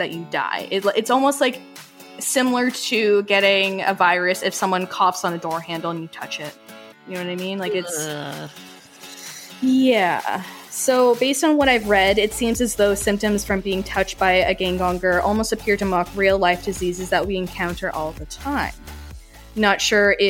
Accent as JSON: {"language": "English", "country": "Canada"}